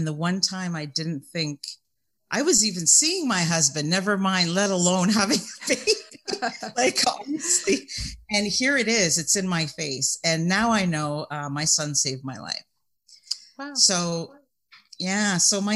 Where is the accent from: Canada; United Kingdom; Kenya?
Canada; I'm also Canadian